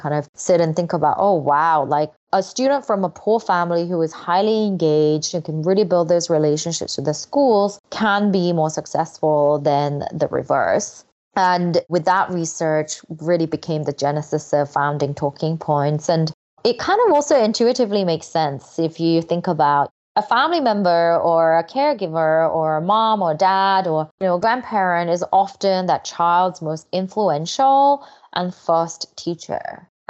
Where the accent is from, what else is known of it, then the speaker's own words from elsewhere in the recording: England, United Kingdom; English is a second language; also born or lived in South Korea; Yeah, so I'm originally Korean. Well, I guess I'm still Korean. I still have a passport. So I was born in Korea. And when I was 8, my family moved to England. So I was an English language learner pretty much for the first time when I moved there.